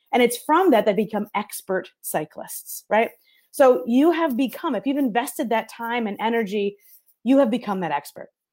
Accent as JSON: {"language": "English", "region": "New York", "country": "United States", "moved": "yes", "lives_now": "Detroit, United States", "said": "I am in Detroit, Michigan. I'm originally from New York, so if I talk funny, that's why"}